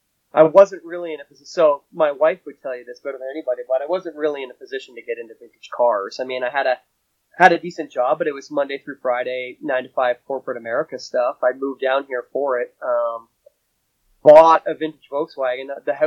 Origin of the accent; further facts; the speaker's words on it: Canada; moved away as an adult; now in United States; I'm originally from Canada by birthright and moved down here to work